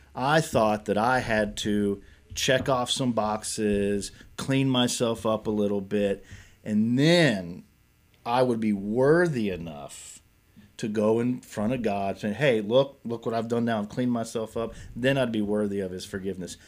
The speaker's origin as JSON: {"language": "English", "town": "Nicholasville", "region": "Kentucky", "country": "United States", "tie": "born or raised there", "also_born_or_lived": "Lexington, Kentucky", "said": "I grew up here in Kentucky, born and raised, grew up in Nicholasville, moved to Lexington when I was thirteen years old"}